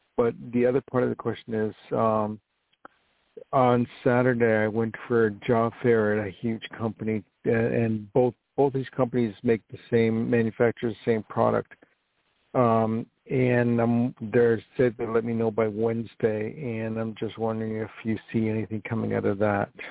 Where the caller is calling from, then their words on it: New York, United States; I'm calling from New York